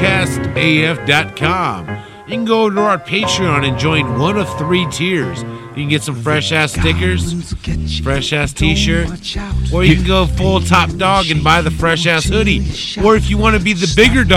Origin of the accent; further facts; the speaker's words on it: Vallejo, California, United States; I'm from Vallejo